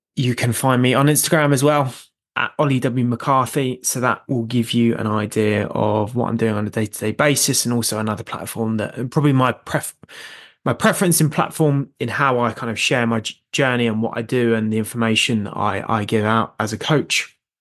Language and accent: English; North Downs, South East England, United Kingdom; I grew up running on the North Downs